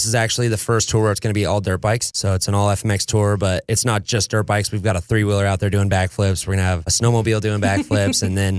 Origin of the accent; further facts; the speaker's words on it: Minden, Nevada, United States; I've lived in Minden my whole life. Grew up riding out here